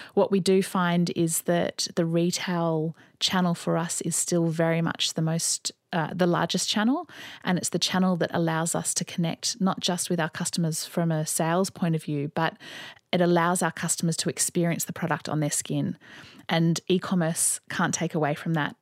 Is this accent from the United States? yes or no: no; Sydney, New South Wales, Australia; also born or lived in London; I grew up here in Sydney